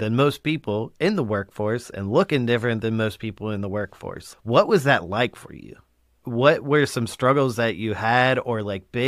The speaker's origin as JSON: {"language": "English", "region": "Colorado", "country": "United States", "tie": "born or raised there", "moved": "yes", "lives_now": "the South, United States", "said": "I live down here and I grew up in Colorado and then I moved out to the South"}